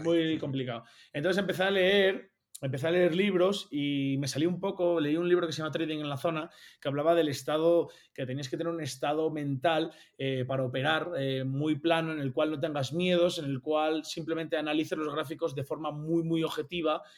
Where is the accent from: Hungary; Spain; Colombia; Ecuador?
Spain; Oviedo, Asturias; now in Andorra; yo soy asturiano, de, Oviedo concretamente